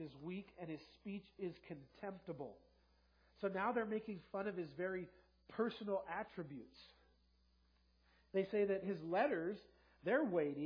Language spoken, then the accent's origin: English; Los Angeles, California, United States; I grew up in South LA, and it was very multiracial